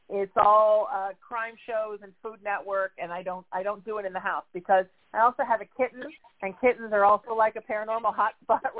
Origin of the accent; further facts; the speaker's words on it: Huntington Beach, California, United States; my hometown of Huntington Beach, California.